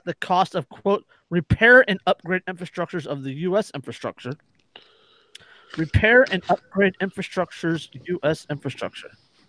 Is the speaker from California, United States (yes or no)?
yes; California, United States; As a Californian, I can't disagree.